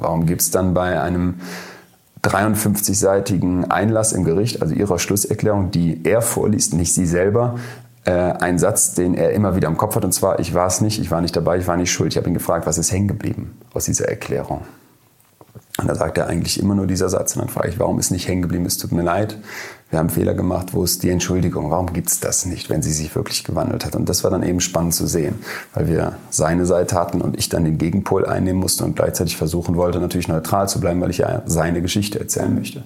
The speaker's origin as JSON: {"language": "German", "country": "Germany", "said": "wir als Deutsche"}